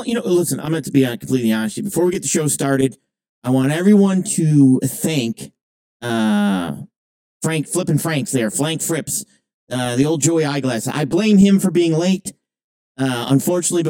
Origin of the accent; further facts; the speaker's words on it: Canada; I'm from Canadian